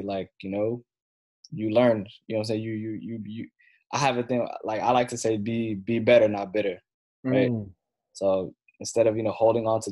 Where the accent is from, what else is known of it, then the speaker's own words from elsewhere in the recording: Takoma Park, Maryland, United States; also born or lived in Silver Spring, Maryland / Egypt; I was born in Tacoma Park, Maryland